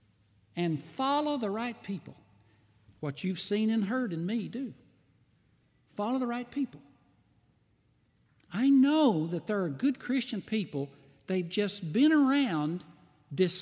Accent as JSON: {"language": "English", "town": "White Pine", "region": "Tennessee", "country": "United States", "tie": "born or raised there", "also_born_or_lived": "Texas", "moved": "as an adult", "lives_now": "Flint, United States", "said": "When I grew up in White Pine, Tennessee, I grew up on a farm."}